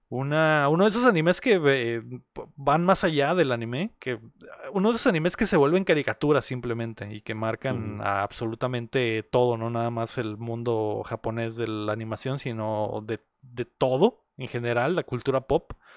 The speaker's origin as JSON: {"language": "Spanish", "country": "Mexico", "said": "nosotros como mexicanos"}